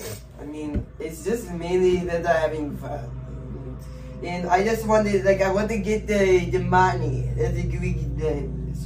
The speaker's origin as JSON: {"language": "English", "region": "Wisconsin", "country": "United States", "tie": "born or raised there", "said": "I grew up in Wisconsin, so I didn't really have it easy."}